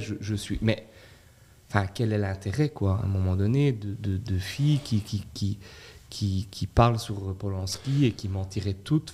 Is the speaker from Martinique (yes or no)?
no; Belgium; en tant que Belges